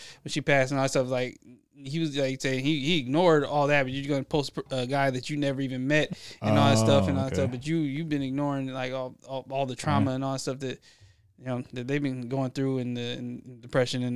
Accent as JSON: {"language": "English", "town": "Philadelphia", "region": "Pennsylvania", "country": "United States", "said": "I'm from Philly"}